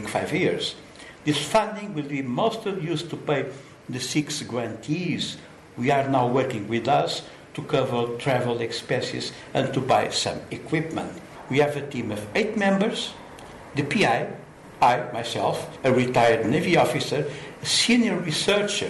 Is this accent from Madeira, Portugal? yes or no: no; Lisbon, Portugal; I was born in Lisbon, Portugal, 69 years ago